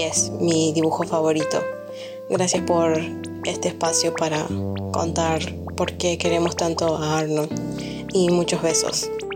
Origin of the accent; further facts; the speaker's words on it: Chile; soy de Chile.